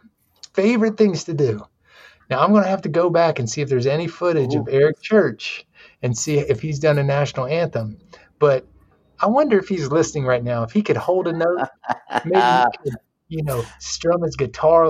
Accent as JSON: {"language": "English", "region": "the South", "country": "United States", "tie": "born or raised there", "said": "growing up in the South"}